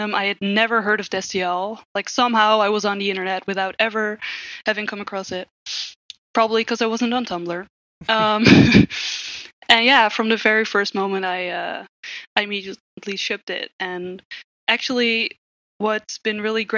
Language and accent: English; Netherlands; I'm from the Netherlands, which is in Europe